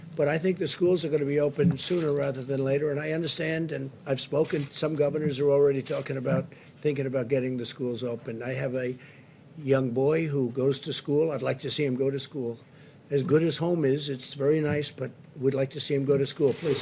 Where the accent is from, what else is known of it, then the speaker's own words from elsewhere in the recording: New York City, New York, United States; near where I grew up in Queens